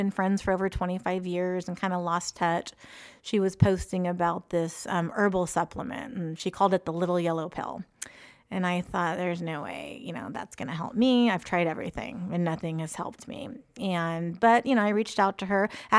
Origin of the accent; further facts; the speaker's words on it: Antioch, California, United States; I grew up in Antioch, a stone's throw away.